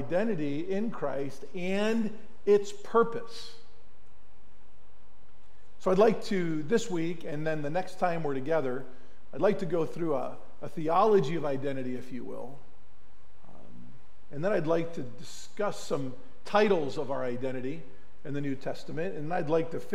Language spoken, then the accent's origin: English; Mentor-on-the-Lake, Ohio, United States; We grew up on Marine Parkway here in Menor on the Lake, Ohio